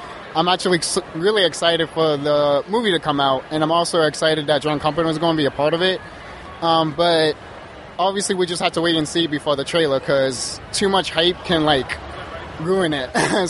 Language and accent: English; Holyoke, Massachusetts, United States; I am from Holyoke, Massachusetts.